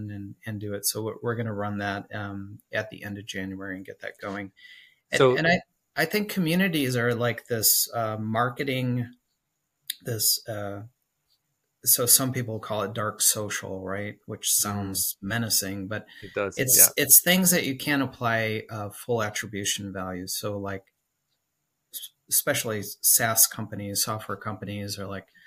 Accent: Chicago, Illinois, United States; now in Nashville, United States; Originally, I'm from Chicago, and then we relocated

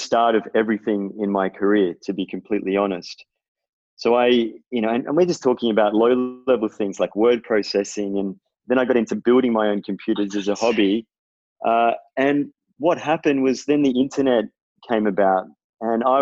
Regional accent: Melbourne, Victoria, Australia; I'm from Melbourne. And I grew up in sort of the Bayside suburbs around Elwood kind of area

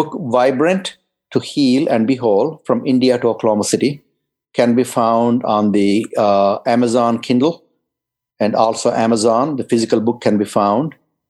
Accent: England, United Kingdom; moved away; especially when I came from England, that I was stunned by it. In England, it rained 200 days a year.

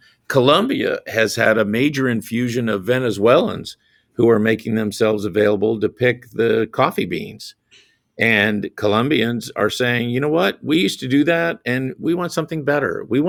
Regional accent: South Carolina, United States; I have to deal with the Grand Dragon of the Ku Klux Klan in my home state of South Carolina.

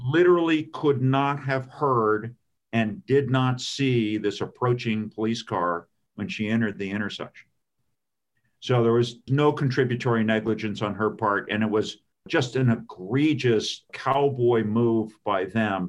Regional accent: California, United States; moved away as an adult; now in Maryland, United States; I grew up in California

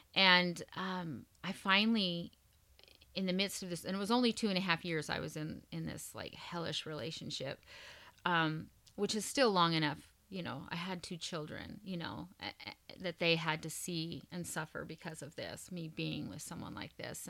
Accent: Montana, United States; moved away; I'm originally from Montana

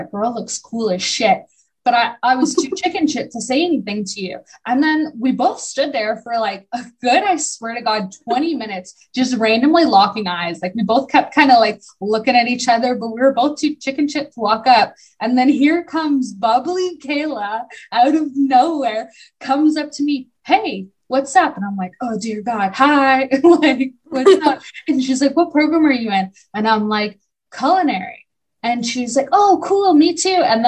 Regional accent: Barrie, Ontario, Canada; I grew up in Barrie

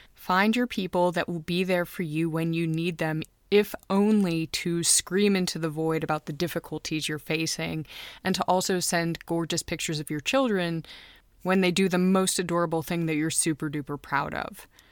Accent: United States; now in Munich, Germany; I'm an American who married a Finn, and I'm raising two kids in Munich, Germany

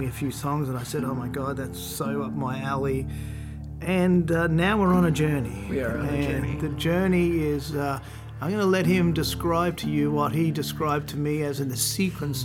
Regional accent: Australia; moved away as an adult; now in Nashville, United States; I'm an Australian record producer. I've been living here in Nashville for 12 years nearly now

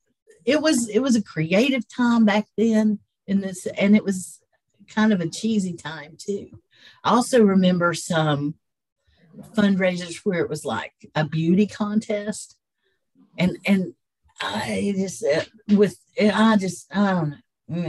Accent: Cherokee, North Carolina, United States; I grew up around Unto These Hills, that outdoor play

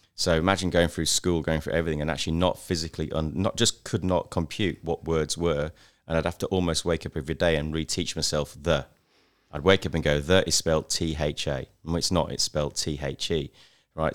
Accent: Knaresborough, Yorkshire and the Humber, United Kingdom; now in Australia; I grew up in England in a little market town

